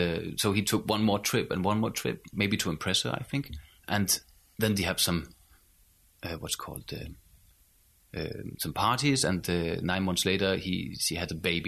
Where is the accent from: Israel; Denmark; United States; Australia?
Denmark; Skive, Central Denmark Region; From the northern part. I come from Skive